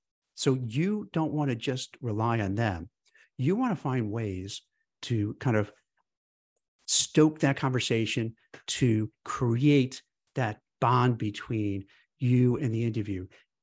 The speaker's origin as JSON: {"language": "English", "town": "New York City", "region": "New York", "country": "United States", "tie": "born or raised there", "said": "I grew up in Brooklyn, New York, and, you know, fast, you know, New York, you talk fast."}